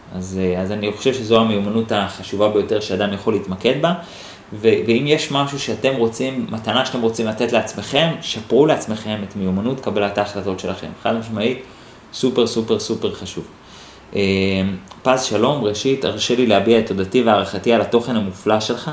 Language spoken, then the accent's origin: Hebrew; Holon, Tel Aviv District, Israel; גדלתי בשכונת ג'סי כהן בחולון